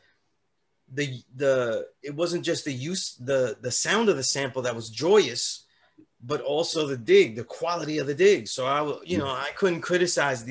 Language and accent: English; New York City, New York, United States; I'm from Sunset Park, Brooklyn.